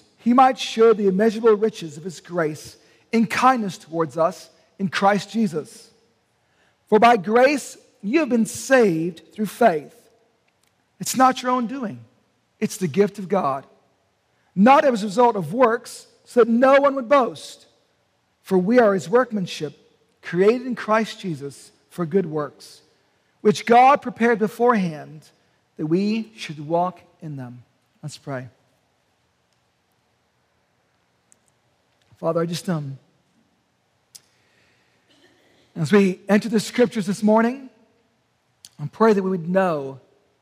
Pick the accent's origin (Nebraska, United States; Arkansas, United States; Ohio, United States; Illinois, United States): Ohio, United States; Canton; moved away; I'm from Canton, Ohio